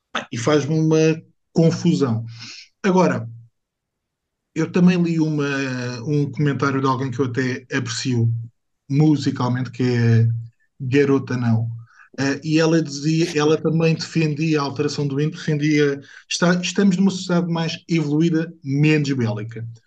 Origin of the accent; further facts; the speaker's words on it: Portugal; não faz parte da minha identidade enquanto português